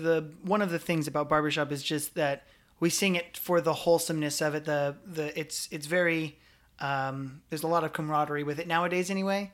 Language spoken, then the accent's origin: English; Scottsbluff, Nebraska, United States; also born or lived in Omaha, Nebraska; I grew up in Scottsbluff, Nebraska, but I moved to Omaha, Nebraska when I was a freshman in high school